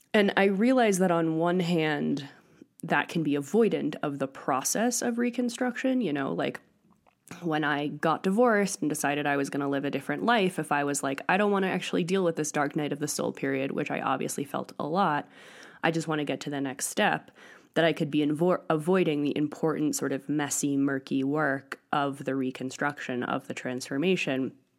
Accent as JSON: {"language": "English", "region": "Northeast", "country": "United States", "tie": "born or raised there", "also_born_or_lived": "Europe", "moved": "as an adult", "lives_now": "Crestone, United States", "said": "I grew up in the Northeast"}